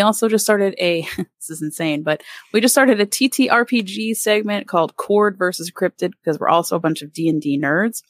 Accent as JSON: {"language": "English", "town": "Allentown", "region": "Pennsylvania", "country": "United States", "also_born_or_lived": "Winston-Salem, North Carolina", "moved": "yes", "said": "I'm from the Allentown, Bethlehem area of Pennsylvania, so out right outside Philly"}